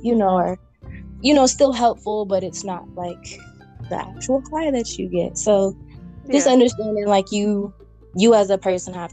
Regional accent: California, United States; I'm from California.

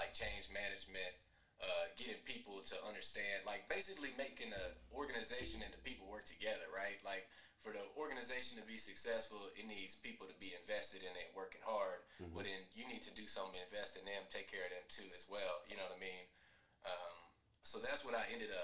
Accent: Killeen, Texas, United States; my hometown, people already don't like Killeen.

